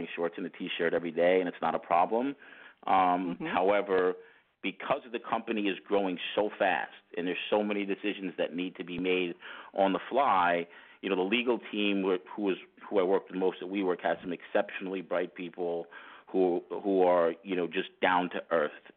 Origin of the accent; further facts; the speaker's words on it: Great Neck, New York, United States; I'm from New York. I grew up in Long Island, New York, in a town called Great Neck.